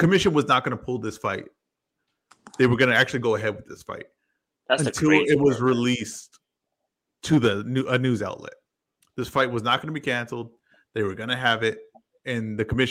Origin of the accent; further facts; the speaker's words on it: Southern California, United States; I'm from SoCal.